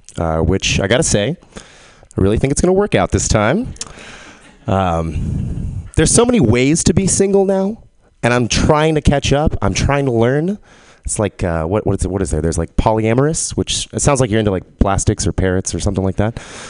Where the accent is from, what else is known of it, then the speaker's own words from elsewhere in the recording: Texas, United States; I'm from Texas, but I don't have a Texas accent, which bums people out sometimes.